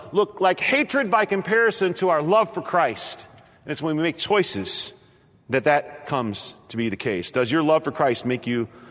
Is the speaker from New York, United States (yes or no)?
no; Nebraska, United States; moved away as an adult; now in Ohio, United States; I grew up in the Midwest. I grew up in Nebraska.